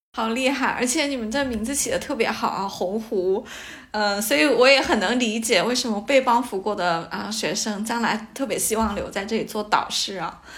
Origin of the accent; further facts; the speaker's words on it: Lianyungang, Jiangsu, China; moved away as an adult; also born or lived in Shanghai; 我也是来自一个小地方嘛，啊，连云港